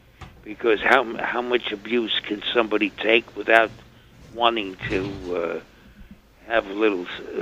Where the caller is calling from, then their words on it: Bronx, New York, United States; Yes, hello. I'm from the Bronx here.